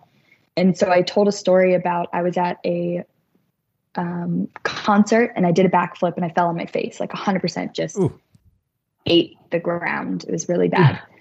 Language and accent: English; United States; moved away as an adult; also born or lived in Chicago, Illinois; I am from Kentucky in Ohio, and I went to college in Chicago